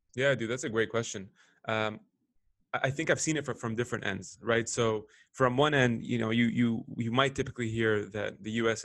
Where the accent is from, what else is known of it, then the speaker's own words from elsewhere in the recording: Lebanon; also born or lived in Canada / Middle East; now in Chicago, United States; I was born in Lebanon uh, lived there for probably half my life